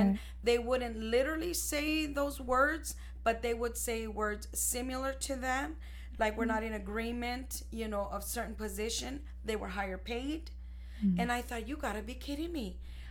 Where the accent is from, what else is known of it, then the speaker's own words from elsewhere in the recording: Ciudad Juarez, Chihuahua, Mexico; because we're both Mexicans from Mexico. We're from Ciudad Juarez, Chihuahua. And I was not raised there.